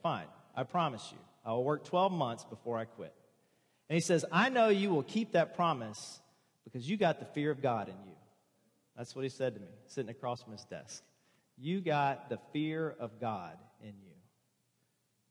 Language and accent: English; the South, United States; also born or lived in Pensacola, Florida; I was born and raised in the South